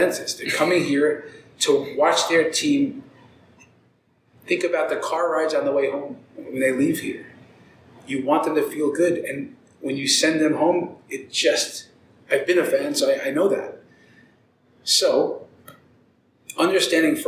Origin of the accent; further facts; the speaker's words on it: New York City, New York, United States; now in Denver, United States; I was born in the Bronx